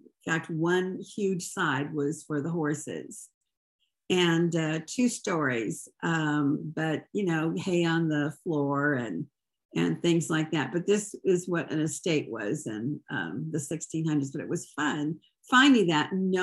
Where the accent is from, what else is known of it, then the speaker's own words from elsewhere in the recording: Portland, Oregon, United States; I grew up in Portland, Oregon.